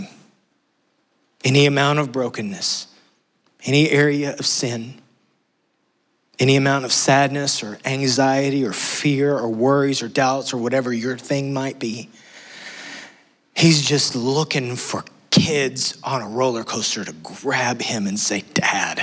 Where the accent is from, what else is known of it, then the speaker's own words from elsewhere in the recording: West Texas, United States; moved away; I'm from West Texas.